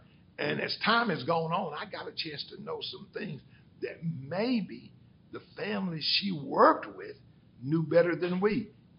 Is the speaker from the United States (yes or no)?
yes; Athens, Tennessee, United States; also born or lived in Birmingham, Alabama; we grew up in the Free Hill community